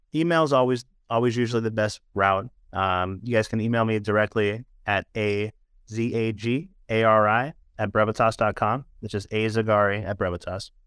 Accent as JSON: {"language": "English", "town": "San Francisco", "region": "California", "country": "United States", "tie": "born or raised there", "said": "being born and raised in San Francisco"}